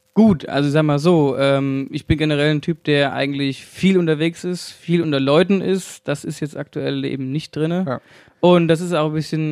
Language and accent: German; Hesse, Germany; accent: Hessian; ich rede viel Hessisch